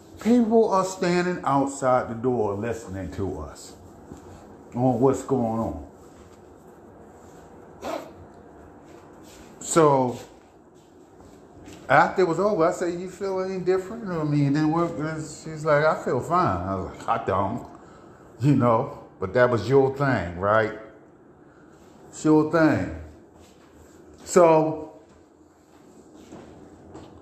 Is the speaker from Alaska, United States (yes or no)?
no; Baltimore, Maryland, United States; I'm from East Baltimore. That's what we do. The reason why we loud in East Baltimore, because in East Baltimore, we had mostly projects down there